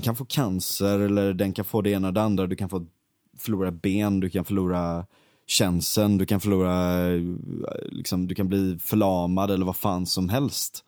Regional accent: Gothenburg, Västra Götaland, Sweden; also born or lived in Stockholm; den branta backen där, där mm. växte jag upp

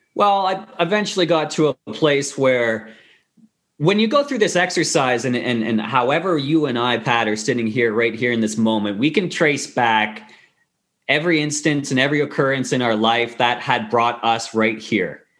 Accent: Kingston, Ontario, Canada; moved away as an adult; also born or lived in Victoria, Canada; now in Vancouver, Canada; I went back to my hometown, Kingston, Queens, Queens University

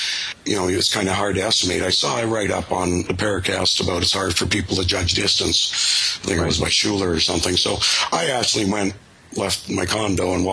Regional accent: Canada; I'm a Canadian

